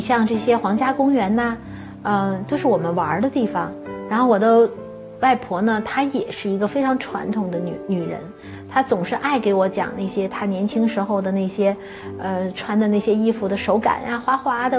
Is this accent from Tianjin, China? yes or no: no; Beijing, China; 我就是成长在北京，生，生在这里，也是长在这里